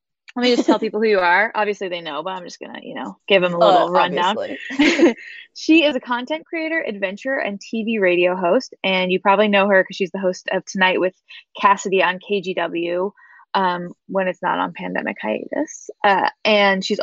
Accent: Corvallis, Oregon, United States; I grew up in Corvallis

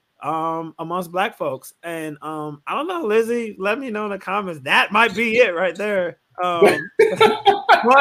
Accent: Chicago, Illinois, United States; I'm from Chicago

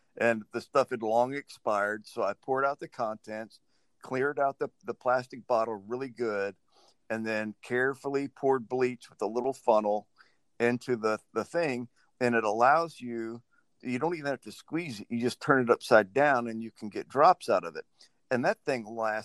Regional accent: Louisiana, United States; I grew up in Louisiana

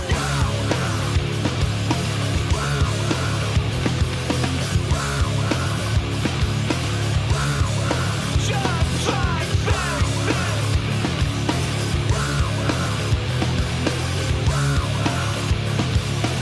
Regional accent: New Orleans, Louisiana, United States; growing up in New Orleans when the only thing cool was hip hop

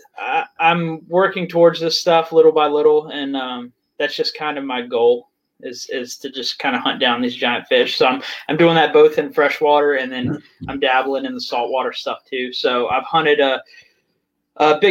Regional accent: Virginia, United States; I'm working on the same type of thing in my home state of Virginia.

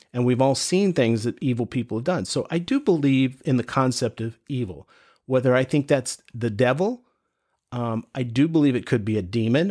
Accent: North Carolina, United States; I grew up here in North Carolina

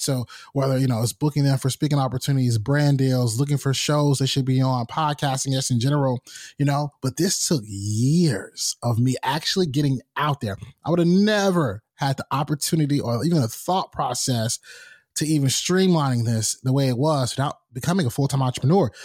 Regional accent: North Carolina, United States; I'm from North Carolina. I remember when it would snow and we would watch T V to see if we had any school cancellations

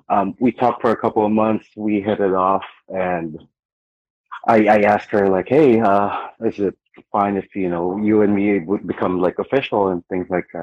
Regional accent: Philippines; also born or lived in Guam; now in South Carolina, United States; I grew up in the Philippines. I went to the States. Then I've been traveling for the past, I don't know, 8 years, 9 years.

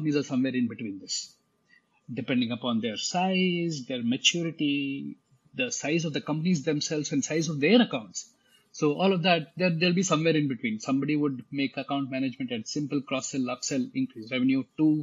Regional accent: India; I'm born and brought up in India, educated in India, like most 90s kids in India

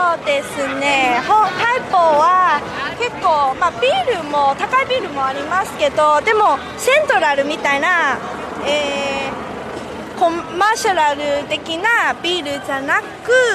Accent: Hong Kong; 出身は、まあ、香港ですけれども、香港のタ台北という場所ですね。今、はまだタ台北に住んでいます。

